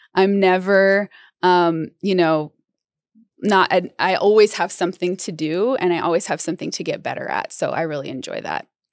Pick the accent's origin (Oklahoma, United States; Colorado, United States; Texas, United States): Colorado, United States; Denver; also born or lived in Los Angeles; I grew up mostly in Denver and kind of the suburbs and areas around